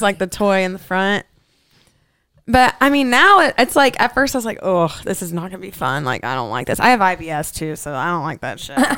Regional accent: Fort Lauderdale, Florida, United States; also born or lived in Tennessee; now in Scottsdale, United States; I'm originally from Fort Lauderdale, Florida. And then I moved to Podunk Nowhere in Tennessee.

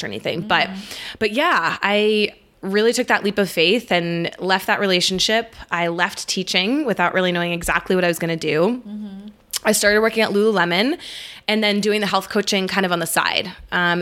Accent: Boston, Massachusetts, United States; moved away as an adult; also born or lived in Virginia / Alexandria; now in Denver, United States; I'm from Boston, but I've been out in Denver for about 4 years now

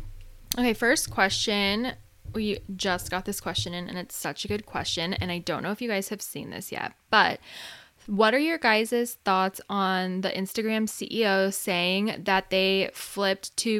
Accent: San Diego, California, United States; We're from San Diego.

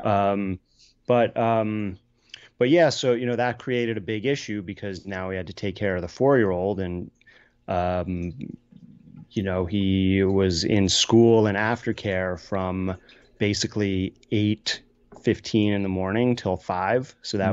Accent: New York City, New York, United States; moved away as an adult; also born or lived in Brooklyn; now in Woodstock, United States; I was born and raised in Manhattan

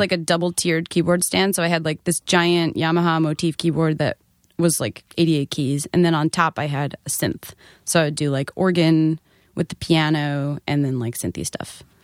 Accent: Nassau County, Long Island, New York, United States; I was from Nassau County

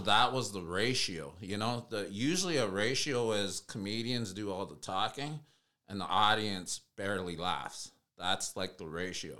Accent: United States; I'm Native American

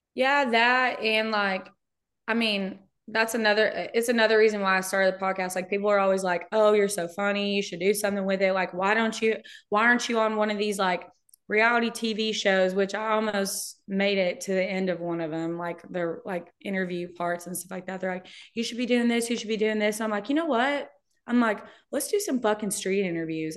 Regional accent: Brownsboro, Texas, United States; moved away; my hometown is. It's Brownsboro. It's a suburb of Tyler

